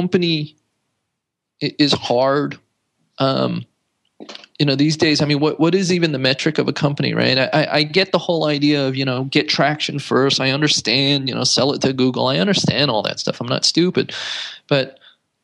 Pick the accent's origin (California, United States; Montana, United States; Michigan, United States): California, United States; San Jose; I grew up in San Jose